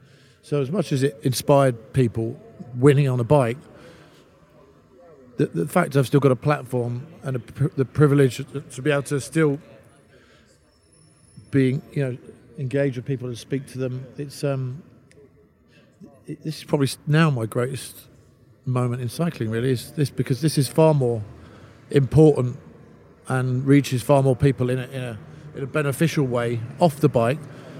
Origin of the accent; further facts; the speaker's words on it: London, United Kingdom; I grew up in London